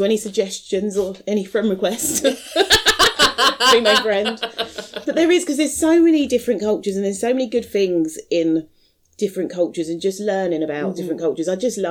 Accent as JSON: {"language": "English", "country": "United Kingdom", "said": "even like when we go on holiday, then we probably end up, we're very British abroad."}